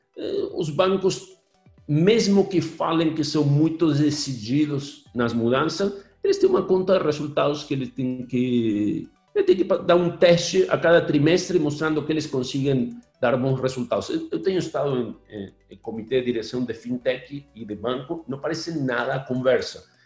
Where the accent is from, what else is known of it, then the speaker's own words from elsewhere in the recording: Argentina; Portuguese is a second language; now in Brazil; Eu, eu sou gringo mesmo. Eu sou originalmente argentino